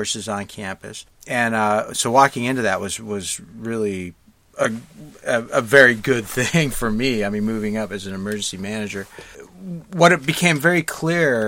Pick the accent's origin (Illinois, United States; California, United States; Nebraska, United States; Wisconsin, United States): Nebraska, United States; Lincoln; now in Los Angeles, United States; I grew up in Lincoln, Nebraska